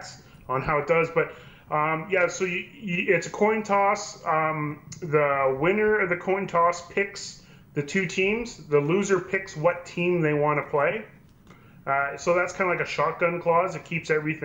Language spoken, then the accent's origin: English; Hay River, Northwest Territories, Canada; my hometown Hay River